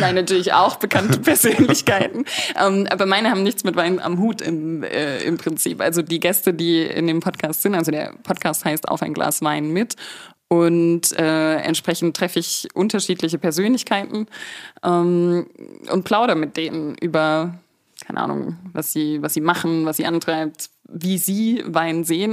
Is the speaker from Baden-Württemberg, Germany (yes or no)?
yes; Markelsheim, Baden-Württemberg, Germany; moved away as an adult; also born or lived in Stuttgart; Ich bin aus Württemberg, genau, aber vom nördlichsten Teil. Also das ist äh, das Taubertal.